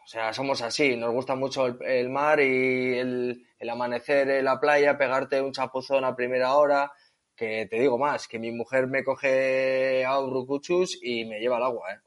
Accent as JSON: {"language": "Spanish", "town": "Etxebarri", "region": "Basque Country", "country": "Spain", "said": "soy un chico de Echevarri, un pueblecito cerca de Bilbao."}